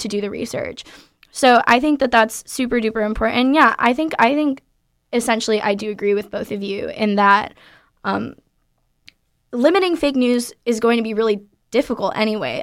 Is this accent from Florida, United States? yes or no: yes; Florida, United States; moved away as an adult; now in California, United States; I'm from Florida